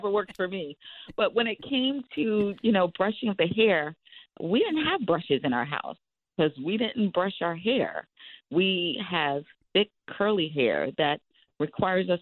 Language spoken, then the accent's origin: English; Long Island, New York, United States; as a little Black girl growing up in Long Island